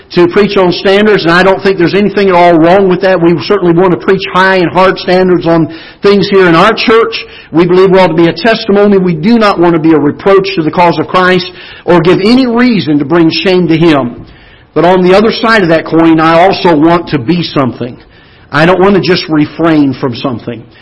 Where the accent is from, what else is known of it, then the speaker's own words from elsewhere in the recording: Florida, United States; now in Missouri, United States; I grew up in Florida